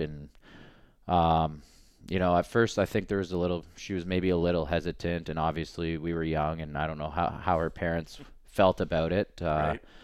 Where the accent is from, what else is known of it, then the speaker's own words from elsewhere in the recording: Canada; we're all Canadian